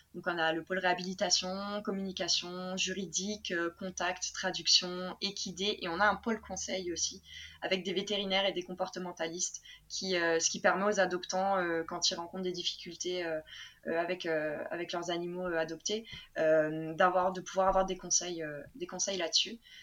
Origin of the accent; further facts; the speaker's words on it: Lille, Hauts-de-France, France; also born or lived in Japan; je viens de Lille hein, de base